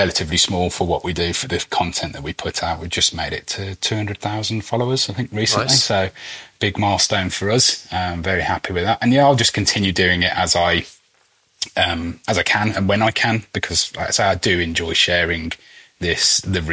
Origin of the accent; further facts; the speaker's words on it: United Kingdom; being British